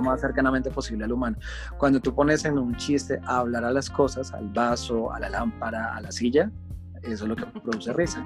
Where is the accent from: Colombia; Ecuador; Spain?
Colombia; Soy un colombiano aquí en su país